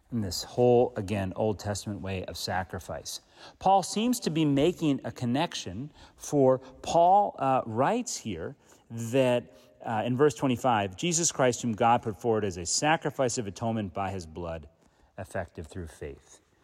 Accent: Philadelphia suburbs, Pennsylvania, United States; I was born on the Pennsylvania side of the Philly suburbs

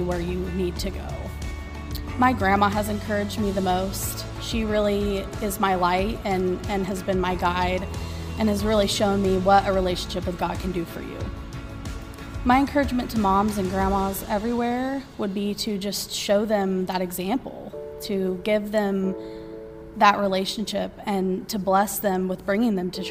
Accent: Hutchinson, Kansas, United States; I grew up here in Hutchinson.

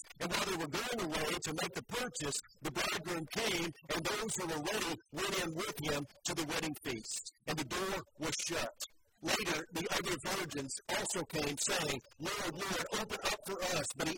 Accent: Joplin, Missouri, United States; moved away; my hometown in Joplin, Missouri

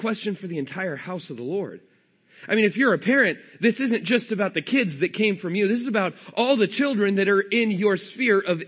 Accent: California, United States; I'm from California. I don't have a Texas accent.

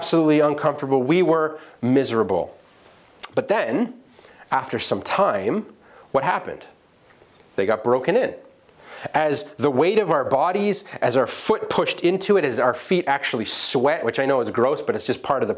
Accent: England, United Kingdom; accent: English; my English accent

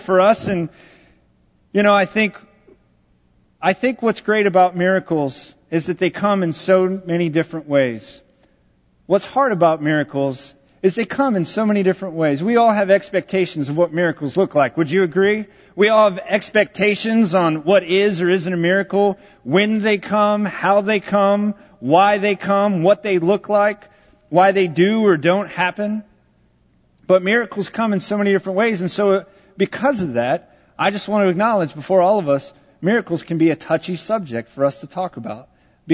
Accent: Texas, United States; I am from Texas

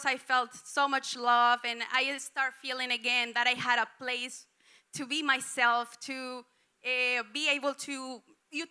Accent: Colombia; English is a second language; moved away as an adult; I came from Colombia 4 years ago

